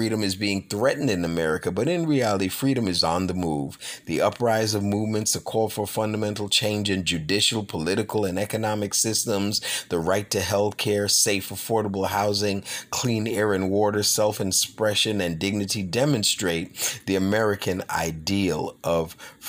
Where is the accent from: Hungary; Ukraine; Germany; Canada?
Ukraine; born there; I was born in the Ukraine and have been fortunate enough to experience various cultures and customs while spending time in different parts of the world.